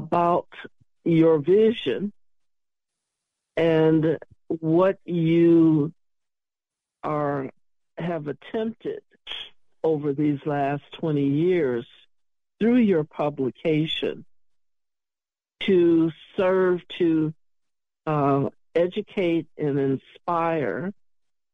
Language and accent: English; Chicago, Illinois, United States; I'm from Chicago